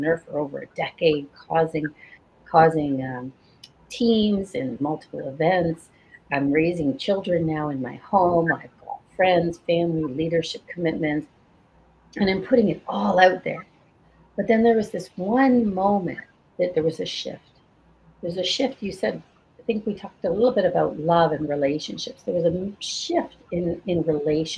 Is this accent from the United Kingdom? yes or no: yes; Scotland, United Kingdom; I was born in Scotland